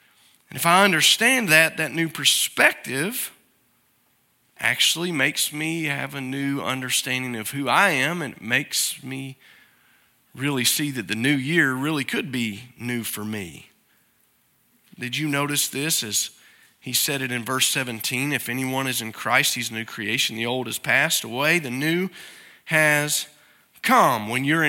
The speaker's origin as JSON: {"language": "English", "region": "Alabama", "country": "United States", "tie": "born there", "said": "Now, where I'm from is important. I guess my birth certificate says that I was born in Alabama. I don't claim it too often unless you really bear down on me about that."}